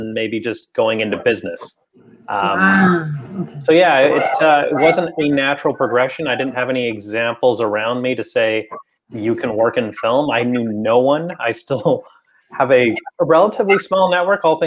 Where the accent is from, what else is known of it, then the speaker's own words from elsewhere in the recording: Toronto, Ontario, Canada; also born or lived in Oakland, California, United States / San Diego, California, United States; I was born in Oakland, raised more or less in San Diego for a big chunk of my childhood until we came up here.